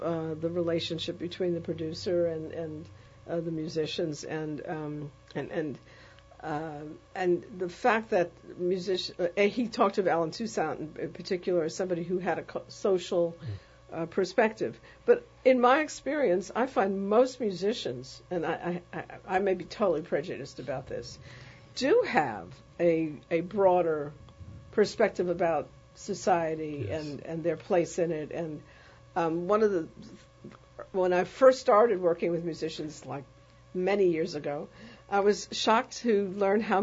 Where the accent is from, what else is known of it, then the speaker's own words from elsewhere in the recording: New York, United States; when I was a young person, even preteen and teen, in the Bronx in New York